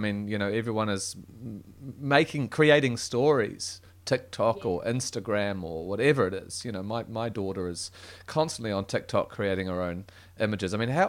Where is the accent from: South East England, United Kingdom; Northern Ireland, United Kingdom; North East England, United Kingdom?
South East England, United Kingdom; Guildford; I was born in Guildford, just in Surrey, south of London